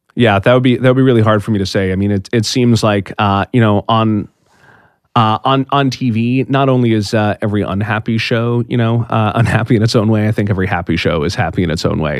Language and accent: English; East Coast, United States; I'm from the East Coast. Uh, I had stayed you know, I'd stayed in the East Coast my whole life